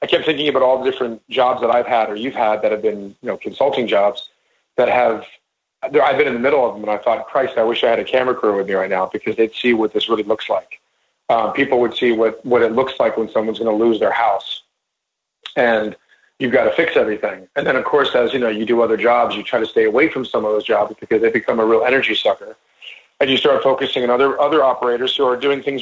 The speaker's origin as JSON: {"language": "English", "region": "New York", "country": "United States", "said": "I am a Jew and I am from New York"}